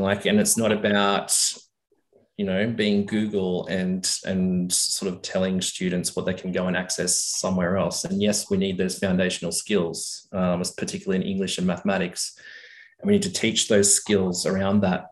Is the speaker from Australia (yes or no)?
yes; Tamworth, New South Wales, Australia; also born or lived in Sydney, Australia; now in Orange, Australia; I was born in Sydney, mm. and when I was eight years old, I, I we moved up to a, a, big cattle property out of Tamworth, New South Wales.